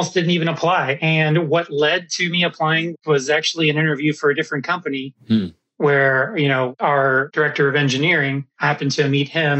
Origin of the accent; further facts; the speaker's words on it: Orlando, Florida, United States; moved away; also born or lived in Seattle; I grew up in Orlando